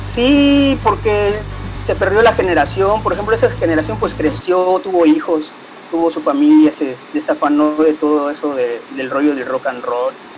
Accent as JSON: {"language": "Spanish", "town": "Cancún", "region": "Quintana Roo", "country": "Mexico", "tie": "born or raised there", "said": "yo como crecí aquí en Cancún"}